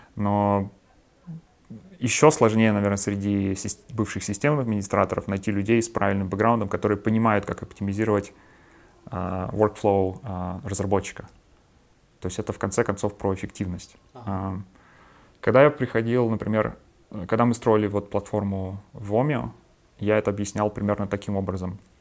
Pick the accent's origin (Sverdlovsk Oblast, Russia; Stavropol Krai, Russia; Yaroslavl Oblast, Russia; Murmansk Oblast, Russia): Yaroslavl Oblast, Russia; Yaroslavl; moved away as an adult; also born or lived in Moscow; До этого я работал а, в Ярославле, в моем родном городе